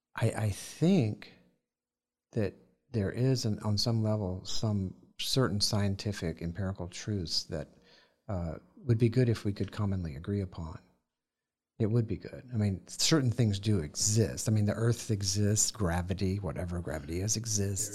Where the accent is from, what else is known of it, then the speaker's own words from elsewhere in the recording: the South, United States; growing up in the South, on, sitting in the grass there